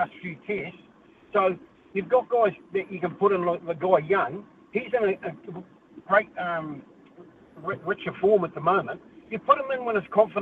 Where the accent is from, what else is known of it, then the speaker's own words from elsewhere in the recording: New Zealand; I'm a Kiwi